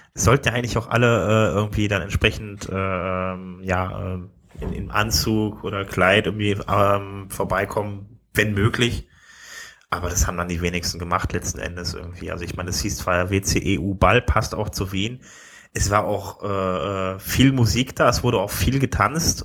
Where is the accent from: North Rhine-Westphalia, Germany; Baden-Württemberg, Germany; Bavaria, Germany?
North Rhine-Westphalia, Germany; Wuppertal; also born or lived in Düsseldorf; eigentlich bin ich ja geboren in Wuppertal